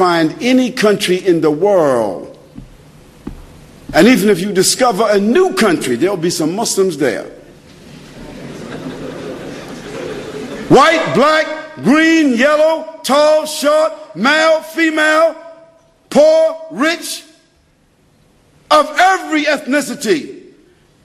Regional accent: United States; I'm from America

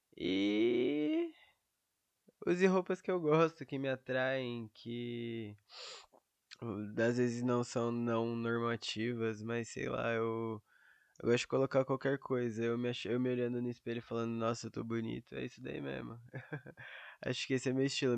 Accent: São Paulo, Brazil; Eu sou de São Paulo, capital

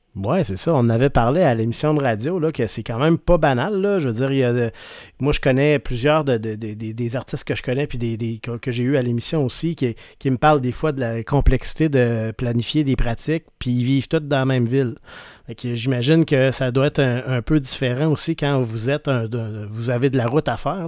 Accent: Rimouski, Quebec, Canada; Je viens de Rimouski

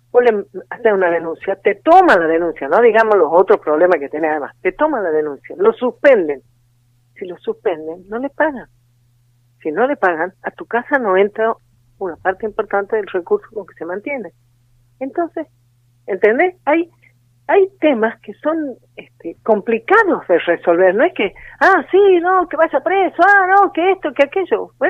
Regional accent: Tucumán, Argentina; De eh? Tucumán.

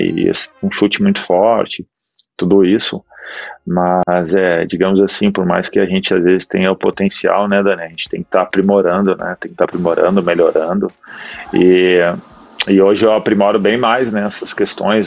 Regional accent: Gaúcho, Rio Grande do Sul, Brazil; moved away as an adult; Eu e ela, como somos gaúchos aí

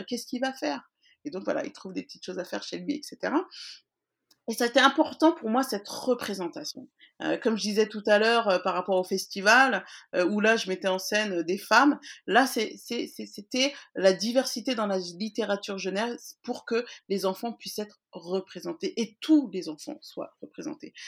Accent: France; je suis née en France, mais que oui, que nous sommes maliens.

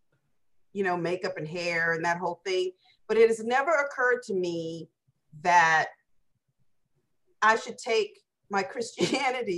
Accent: the South, United States; growing up in the South

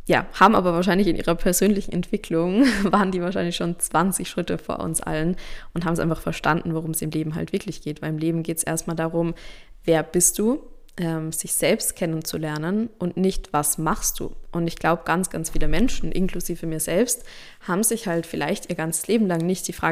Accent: Austria; Zumindest bei uns in Österreich, in Deutschland, in der Schweiz ist es so, da weiß ich das.

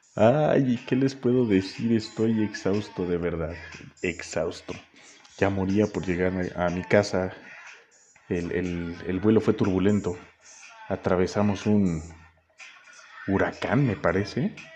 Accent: Toluca, State of Mexico, Mexico; mi tierra, a mi Toluquita amado

